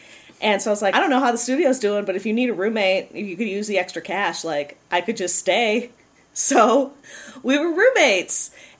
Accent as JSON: {"language": "English", "area": "just outside Chicago", "region": "Illinois", "country": "United States", "tie": "born or raised there", "moved": "as an adult", "lives_now": "Madison, United States", "said": "I grew up just outside Chicago and moved to the city for college and lived there for a number of years."}